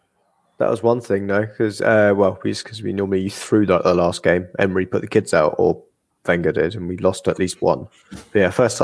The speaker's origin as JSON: {"language": "English", "town": "Manchester", "region": "North West England", "country": "United Kingdom", "tie": "born or raised there", "said": "I'm from Manchester. I grew up a mile outside from Old Trafford, but I definitely support Altrincham."}